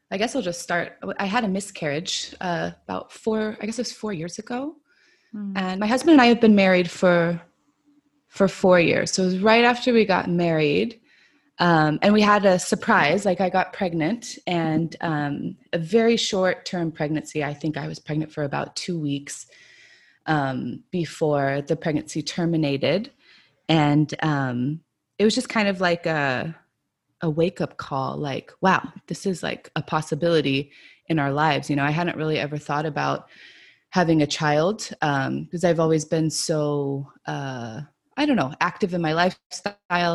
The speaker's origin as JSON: {"language": "English", "region": "California", "country": "United States", "moved": "as an adult", "lives_now": "Prague, Czech Republic", "said": "I'm from the United States, from California"}